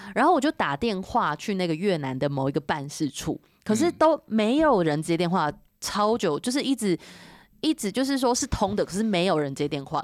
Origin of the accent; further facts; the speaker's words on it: Taiwan; 我们是台湾人，我们在这里